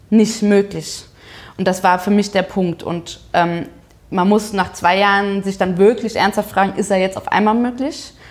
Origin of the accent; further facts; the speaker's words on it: Saarbrücken, Saarland, Germany; dass die erste Regionalkonferenz in Saarbrücken war, also in meiner, meiner Heimatstadt.